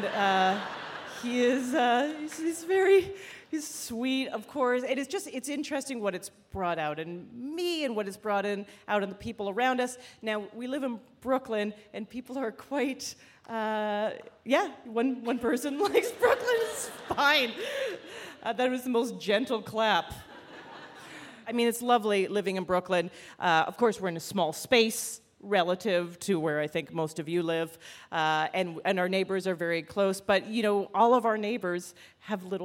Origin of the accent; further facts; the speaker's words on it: Canada; moved away as an adult; also born or lived in Toronto; now in United States; I'm originally actually from Canada.